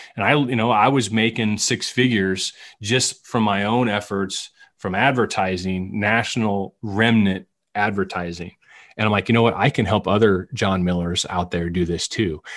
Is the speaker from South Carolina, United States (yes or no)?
no; West Branch, Iowa, United States; moved away; also born or lived in Shawnee, Kansas; I grew up in West Branch idolizing Marv Cook